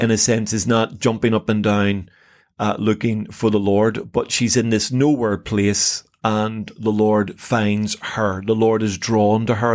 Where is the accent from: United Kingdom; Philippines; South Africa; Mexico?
United Kingdom; Northern Ireland; I came from a Protestant background in Northern Ireland